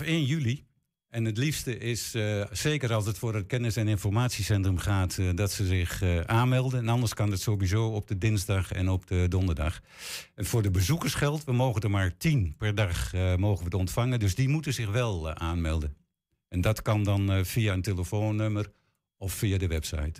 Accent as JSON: {"language": "Dutch", "town": "Hengelo", "region": "Overijssel", "country": "Netherlands", "tie": "born or raised there", "also_born_or_lived": "Lochem", "said": "Toen ik acht jaar was, zijn we naar Hengelo eh, gekomen. En eh, ja, sinds die tijd woon ik, woon ik in Hengelo."}